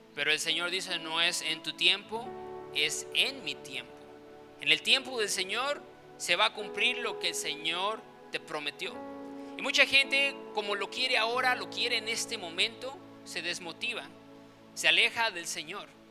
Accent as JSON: {"language": "Spanish", "region": "Chiapas", "country": "Mexico", "tie": "born or raised there", "also_born_or_lived": "Guadalajara, Jalisco", "said": "cuando tenía seis años, pues nos movimos aquí a Chiapas"}